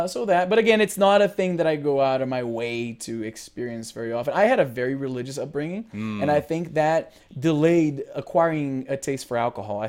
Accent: Brazil; now in Canada; I'm originally from Brazil, but I live in Canada now. I have been living here for the last 17 years.

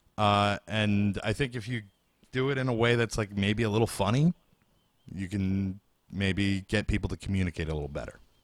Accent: Bay Shore, New York, United States; in my hometown, Bayshore

